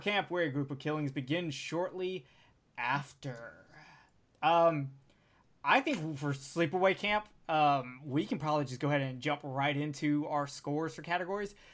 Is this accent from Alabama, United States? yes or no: yes; Alabama, United States; I'm from Alabama